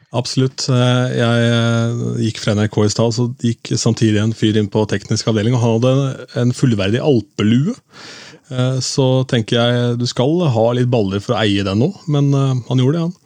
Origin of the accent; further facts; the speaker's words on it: Askim, Østfold, Norway; min hjemby Askim